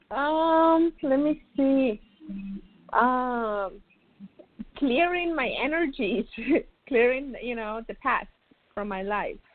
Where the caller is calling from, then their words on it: Florida, United States; I'm calling from Florida.